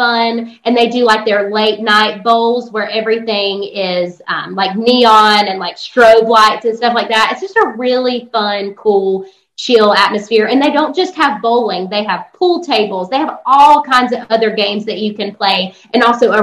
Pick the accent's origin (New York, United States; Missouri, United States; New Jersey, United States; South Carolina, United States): South Carolina, United States; my hometown in South Carolina